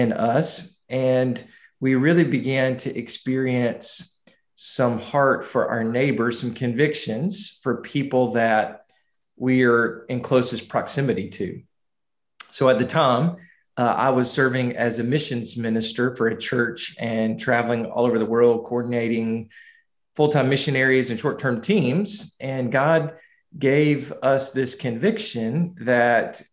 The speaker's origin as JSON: {"language": "English", "town": "Montgomery", "region": "Alabama", "country": "United States", "tie": "born or raised there", "also_born_or_lived": "Wetumpka, Alabama", "said": "I'm from Montgomery originally, born and raised"}